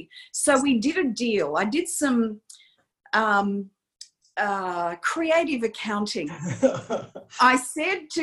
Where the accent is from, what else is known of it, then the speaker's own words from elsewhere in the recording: Campbelltown, New South Wales, Australia; I am that girl that grew up in Campbelltown